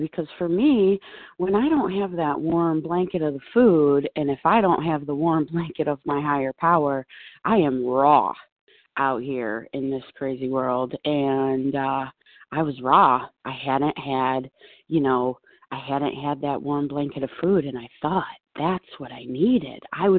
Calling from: Buffalo, New York, United States; I am calling from Buffalo.

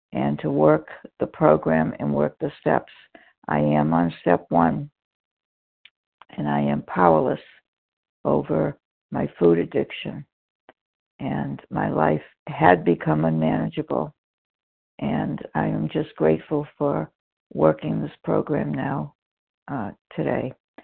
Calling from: Florida, United States; I'm calling from Florida right now

